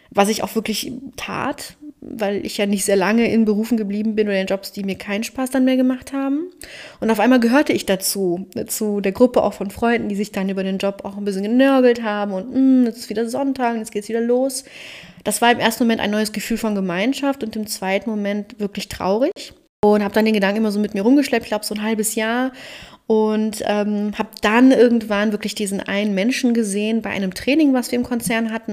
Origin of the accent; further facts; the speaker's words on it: Cologne, North Rhine-Westphalia, Germany; moved away as an adult; also born or lived in Berlin; Ich bin geborene Kölnerin mit rumänischen Wurzeln und lebe wieder in Köln